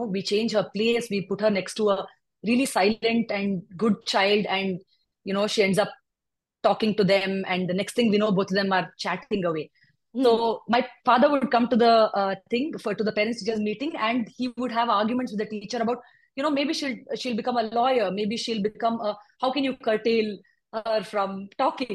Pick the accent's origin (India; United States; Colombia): India; Bangalore, Karnataka; also born or lived in Hyderabad; I was born in Hyderabad. I moved to Bangalore at a quite an early age. I was here by the time I was 8, and I've been a Bangalorean since forever.